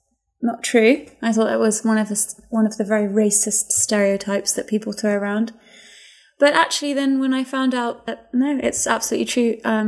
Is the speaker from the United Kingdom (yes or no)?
yes; England, United Kingdom; moved away as an adult; now in United States; as an English person here